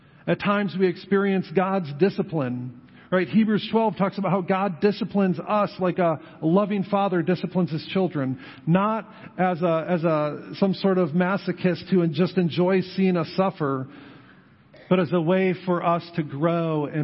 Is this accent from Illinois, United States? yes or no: no; Western New York, United States; now in New Knoxville, United States; I grew up in Western New York